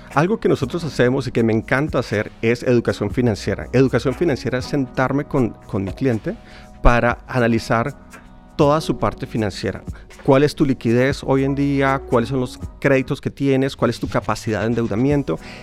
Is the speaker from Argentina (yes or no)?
no; Colombia; yo como colombiano